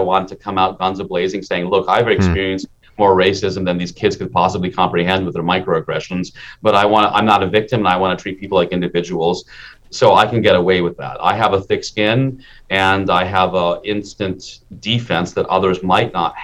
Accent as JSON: {"language": "English", "region": "Minnesota", "country": "United States", "tie": "born or raised there", "also_born_or_lived": "India", "said": "I was a kid in Minnesota in the 1970s"}